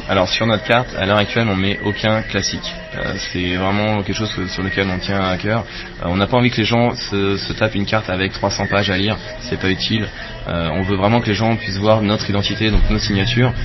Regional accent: France; moved away as an adult; also born or lived in Saint-Quentin-en-Yvelines / Paris; now in Lausanne, Switzerland; je ne suis pas suisse, je suis français

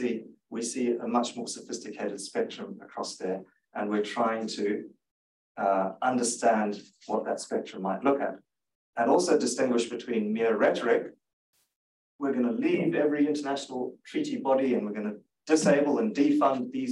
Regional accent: Zimbabwe; now in Canberra, Australia; I grew up in Zimbabwe

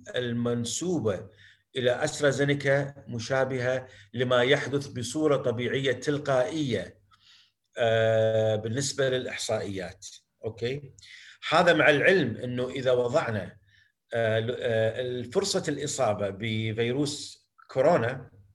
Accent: Kuwait; عندنا بالكويت

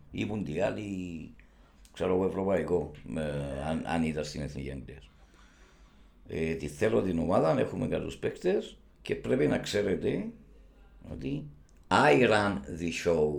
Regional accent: Cyprus; είμαι δημοσιογράφο από την Κύπρο

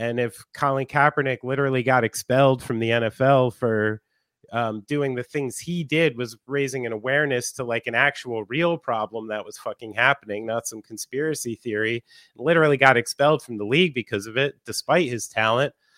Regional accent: New Jersey, United States; someone from New Jersey

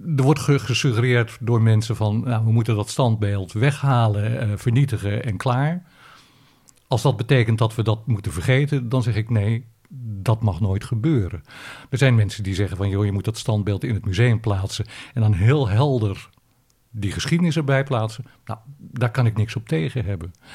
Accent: Netherlands; als Nederlanders

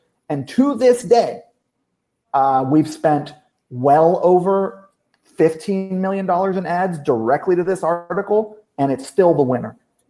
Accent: Hawaii, United States; also born or lived in Kentucky, United States; I'm from Kentucky. I grew up in Hawaii. Worst school system in every.

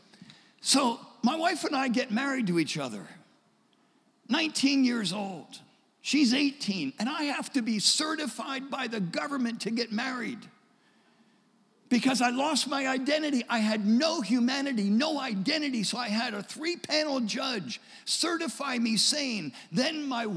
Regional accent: Delaware, United States; I grew up in Delaware. I was born in Delaware.

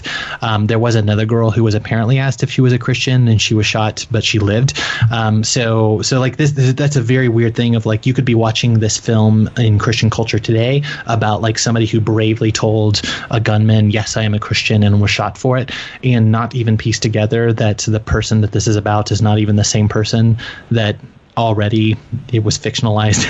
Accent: Little Rock, Arkansas, United States; I grew up in Little Rock, Arkansas, and I'm 34 years old

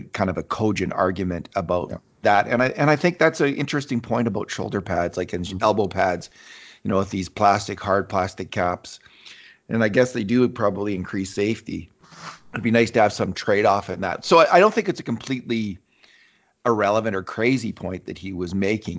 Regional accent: Canada; a Canadian hockey chauvinist myself

